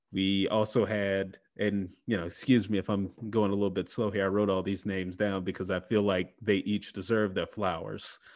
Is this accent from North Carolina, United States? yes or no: no; Mississippi, United States; my home state, Mississippi